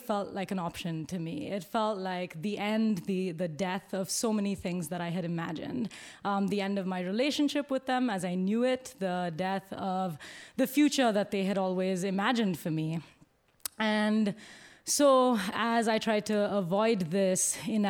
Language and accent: English; Bangalore, Karnataka, India; moved away as an adult; now in United States; Growing up in Bangalore in South India